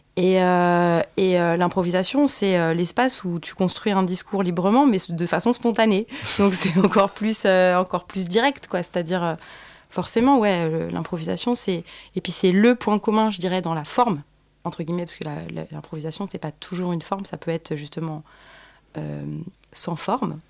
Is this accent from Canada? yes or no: no; Paris, Île-de-France, France; je suis née à Paris dans le 14e